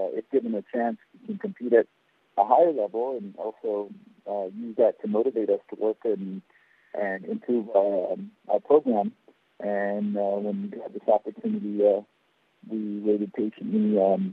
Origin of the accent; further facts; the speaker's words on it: Guam; Michele is a good friend of mine growing up in Guam